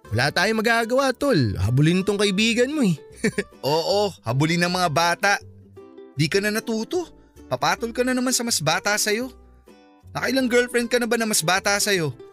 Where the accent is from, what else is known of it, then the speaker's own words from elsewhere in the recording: Philippines; Sabi ko Pinoy ako, may konting dugulang ng hapon. Kasi nga may lahi naman talaga kaming Japanese.